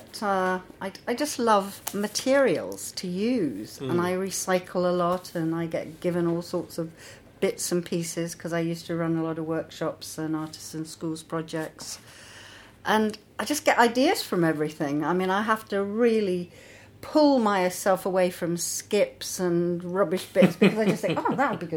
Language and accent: English; London, United Kingdom; also born or lived in Somerset; England? suburbs of London, but I spent a lot of time with my grandmother in the country in Somerset